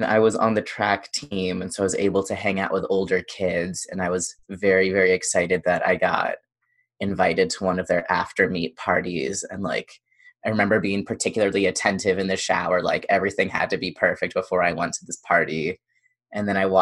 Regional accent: Indiana, United States; moved away; I grew up in the Midwest

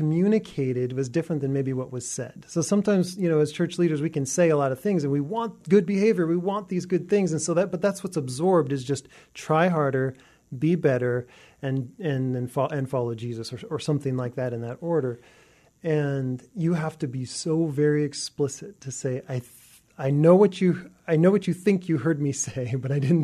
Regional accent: Ferndale, Washington, United States; I grew up next to the Canadian border in Ferndale, Washington

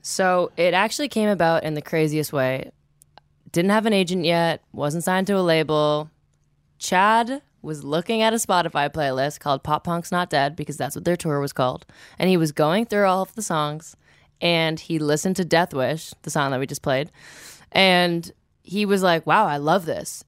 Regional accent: Toronto, Ontario, Canada; I'm actually from Toronto proper

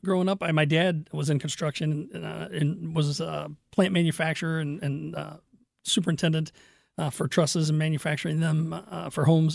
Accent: Fenton, Missouri, United States; also born or lived in Kirkwood / Crestwood; I grew up in Fenton

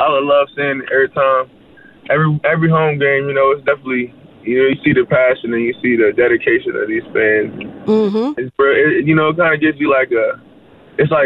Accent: Virginia, United States; moved away; I'm from Virginia, you know, we get a snow. I remember as a kid, we had like a snowstorm

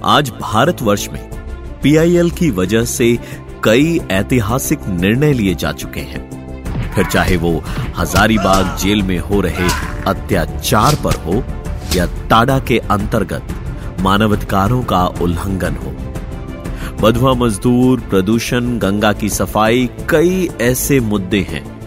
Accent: India; आखिर हम ही तो भारत के रहने वाले हैं

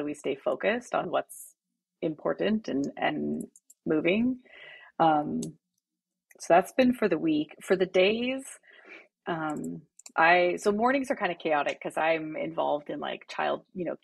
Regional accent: Abbotsford, British Columbia, Canada; I'm originally from Canada. So from Abbotsford, BC, sort of Vancouver area. Big family, so 5 kids, 4 girls, 1 boy. And was raised, you know, in a really loving family

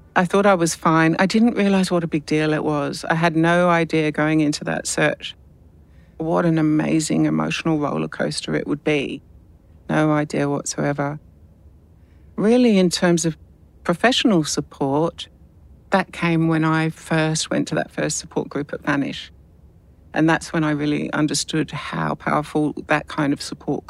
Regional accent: London, United Kingdom; I was born and adopted in London and raised in an English adoptive family

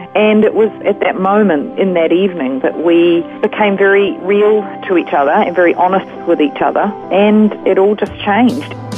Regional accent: Auckland, New Zealand; moved away as an adult; now in Australia; I was raised in Auckland, New Zealand.

